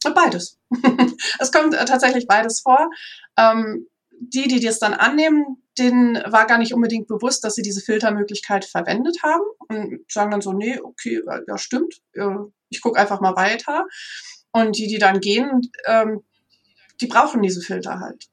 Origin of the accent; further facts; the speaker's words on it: Münsterland, North Rhine-Westphalia, Germany; ich selber bin aufgewachsen im Münsterland